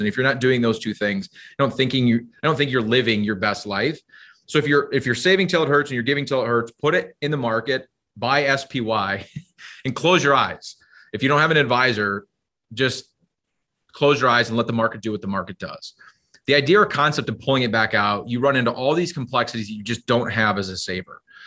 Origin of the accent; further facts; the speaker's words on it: Iowa, United States; now in Minnesota, United States; I grew up in Iowa